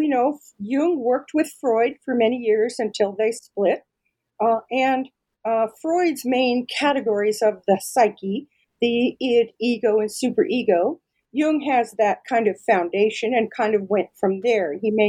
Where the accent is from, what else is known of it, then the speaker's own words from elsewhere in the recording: Denver, Colorado, United States; I'm from Denver, Colorado, and I'm really, really lucky that I was able to find a position right here in my own hometown.